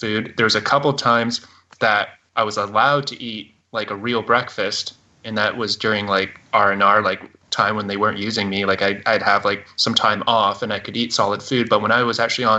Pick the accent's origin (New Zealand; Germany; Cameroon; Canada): Canada; I am a Canadian